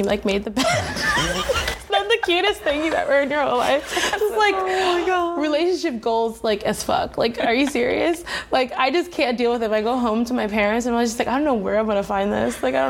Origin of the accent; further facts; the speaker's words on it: Palm Beach, Florida, United States; I also identify as like Southern, like I'm Southern Florida, like I'm from South Florida, but like I grew up in Palm Beach. It's a little different from like Miami.